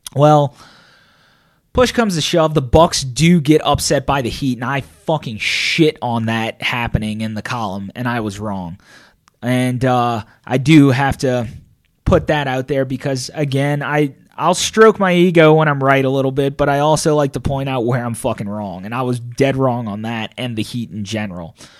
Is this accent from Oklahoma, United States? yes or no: no; New Orleans, Louisiana, United States; I'm from New Orleans